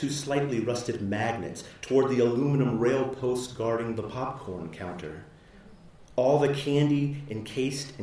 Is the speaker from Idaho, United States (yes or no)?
no; Houston, Texas, United States; also born or lived in New Orleans, Louisiana; I grew up in Houston.